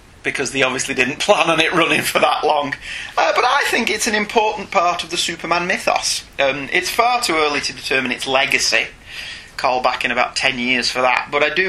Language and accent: English; United Kingdom; We're not fake British people.